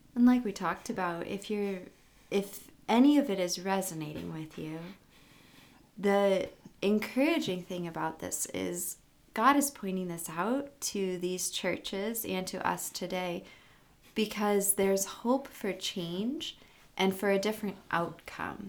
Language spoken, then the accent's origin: English; United States; also born or lived in Africa; as an American